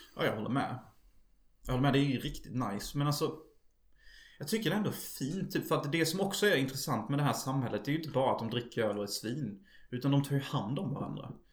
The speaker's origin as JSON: {"language": "Swedish", "town": "Unnaryd", "region": "Halland County", "country": "Sweden", "tie": "born or raised there", "also_born_or_lived": "United States", "moved": "yes", "said": "i min hemby gick Starship Troops på TV"}